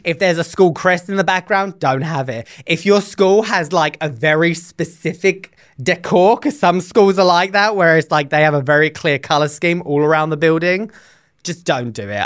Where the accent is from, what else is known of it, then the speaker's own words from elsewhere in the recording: England, United Kingdom; moved away as an adult; now in United States; when I was growing up in England, when I was doing my teacher training